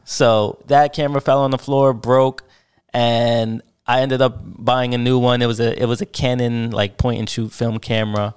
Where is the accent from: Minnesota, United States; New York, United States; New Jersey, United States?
New Jersey, United States; Paterson; also born or lived in Sayreville, New Jersey; I was born in Patterson, New Jersey